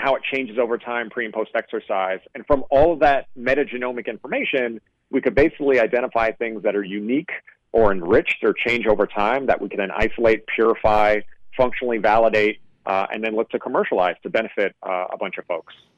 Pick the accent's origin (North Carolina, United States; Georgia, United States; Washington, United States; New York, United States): New York, United States; I grew up in New York